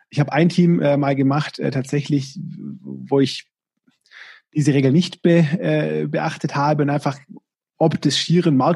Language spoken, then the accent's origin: German; Baden-Württemberg, Germany; Also ich komme aus dem Schwabenland, ne, und da ist da der erfolgreiche Unternehmer oder war in der Vergangenheit und ist in Teilen immer noch so, der, der viele Mitarbeiter hat und viel Umsatz.